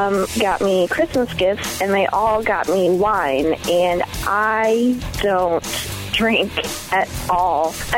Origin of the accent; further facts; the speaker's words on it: Ohio, United States; moved away as an adult; also born or lived in Northern Michigan; now in Michigan, United States; my first year in Northern Michigan, I am from Ohio originally